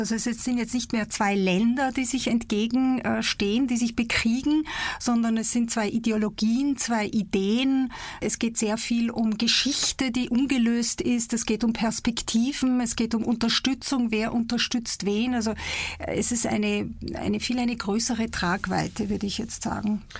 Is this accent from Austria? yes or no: no; Egypt; born or raised there; now in Basel, Switzerland